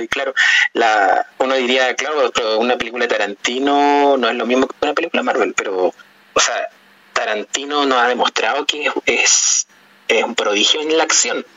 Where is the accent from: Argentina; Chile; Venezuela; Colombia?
Chile; los elementos culturales nuestros como chilenos